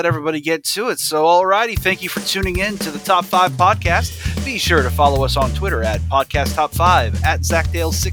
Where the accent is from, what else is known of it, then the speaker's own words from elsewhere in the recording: United States; I'm an American